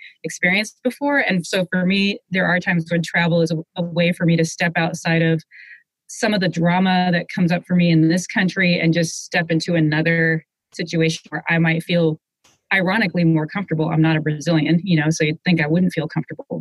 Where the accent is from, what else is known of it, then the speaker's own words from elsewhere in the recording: Seattle, Washington, United States; Growing up in Seattle